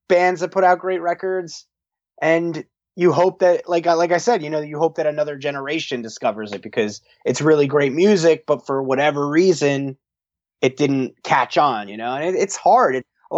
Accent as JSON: {"language": "English", "town": "Verona", "region": "New Jersey", "country": "United States", "tie": "born or raised there", "said": "Keith and I are from Verona, which is right next to Montclair. So we're all kind of grew up in this area"}